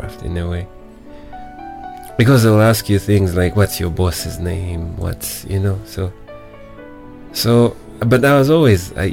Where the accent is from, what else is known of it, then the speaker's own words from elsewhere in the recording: Uganda; also born or lived in India; I got a job, and I worked as an auditor with one of the firms in Kampala.